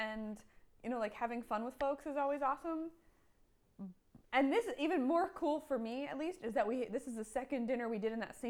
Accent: Pennsylvania, United States; moved away; I grew up in Pennsylvania

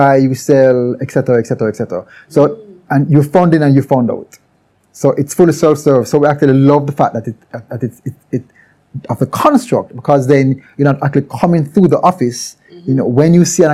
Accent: Jamaica; we're all Jamaican

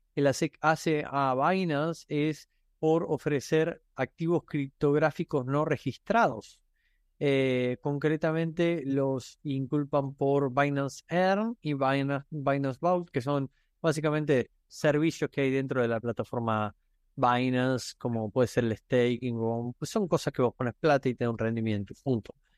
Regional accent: Argentina; soy argentino

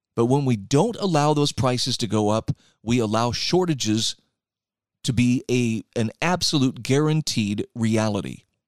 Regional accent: Utah, United States; here in my home state of Utah

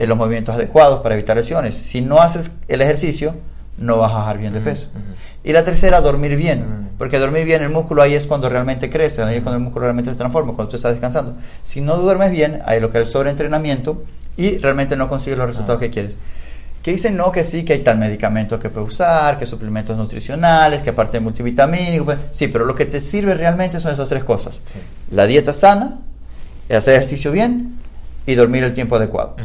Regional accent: Ecuador; moved away; como eh, ecuatoriano

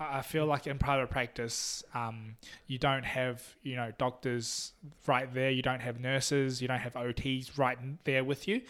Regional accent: Taiwan; also born or lived in New Zealand; now in Tamworth, Australia; I'm also from Taiwan.

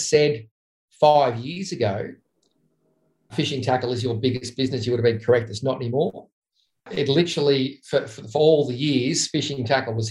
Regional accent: Cranbourne, Victoria, Australia; I'm a kid from Cram who likes fishing

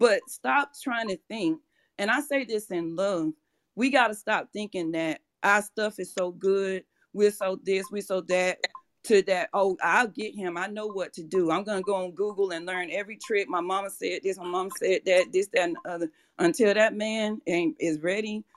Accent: Atlanta, Georgia, United States; moved away; I'm from Atlanta. So, well, Georgia. So back in Atlanta

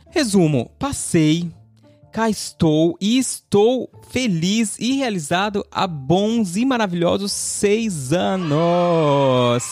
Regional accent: Ribeirão Preto, São Paulo, Brazil; also born or lived in Mato Grosso / Uberlândia; Amo Ribeirão, minha cidade natal.

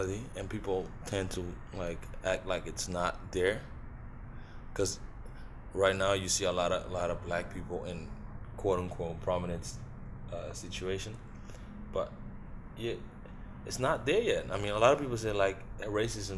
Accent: Curaçao; now in Netherlands; We're from Curacao, whatever, like Antilliano

